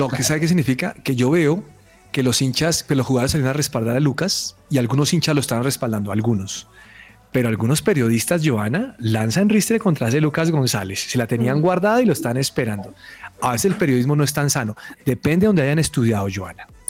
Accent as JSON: {"language": "Spanish", "country": "Colombia"}